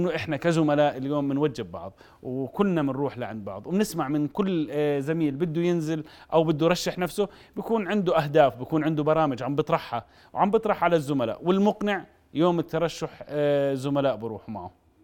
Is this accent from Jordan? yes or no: yes; Jordan; عندنا بالأردن